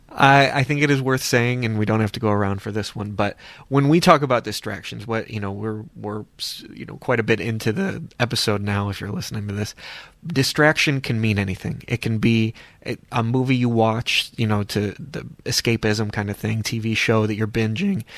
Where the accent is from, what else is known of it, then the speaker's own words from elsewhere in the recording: Cleveland, Ohio, United States; I'm also from the Cleveland area, as these gentlemen are